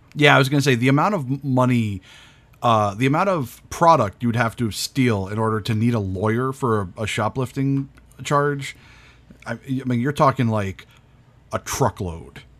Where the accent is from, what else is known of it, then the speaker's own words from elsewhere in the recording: New England, United States; I'm from New England where we don't have accents